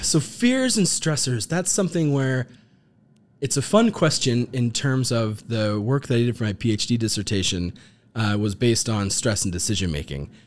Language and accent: English; Alaska, United States; moved away as an adult; also born or lived in Bozeman, Montana; I got to grow up in Alaska, which was fantastic. I was born there